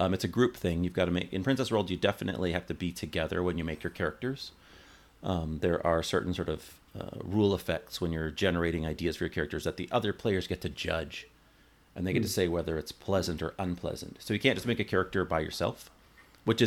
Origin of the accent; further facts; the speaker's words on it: Canada; now in United States; I'm not American. I live in America, but I'm not American. I'm a Canadian